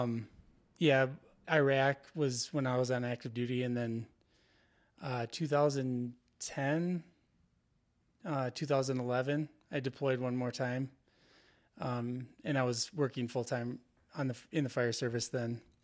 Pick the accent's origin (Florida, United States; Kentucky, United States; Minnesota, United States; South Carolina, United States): Minnesota, United States; Twin Cities, Saint Paul, Minneapolis area; I'm from the Twin Cities, uh, Saint Paul, Minneapolis area. Uh, I grew up there